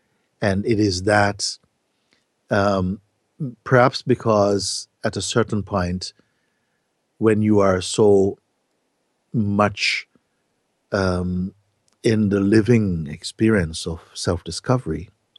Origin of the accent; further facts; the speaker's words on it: Jamaica; now in Portugal; yes, I am this Jamaican guy living in Portugal, having these satsang gatherings or whatever.